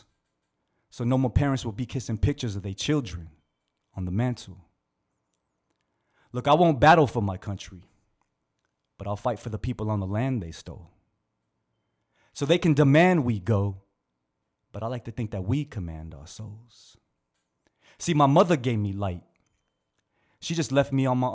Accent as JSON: {"language": "English", "area": "Bay Area", "region": "California", "country": "United States", "said": "we're from the Bay Area"}